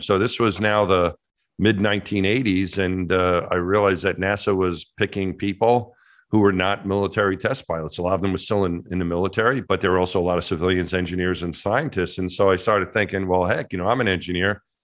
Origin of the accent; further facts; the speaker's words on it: Franklin Square, New York, United States; my hometown's Franklin Square, so right outside the Queens border of New York City